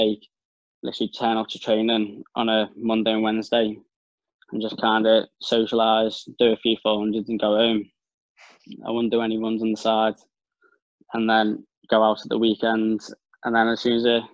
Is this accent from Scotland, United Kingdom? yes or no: no; the Wirral, Merseyside, North West England, United Kingdom; I'm from the Wirral in Merseyside, like basically almost Liverpool, but over the water. So I'm not a scouser like everyone thinks I am.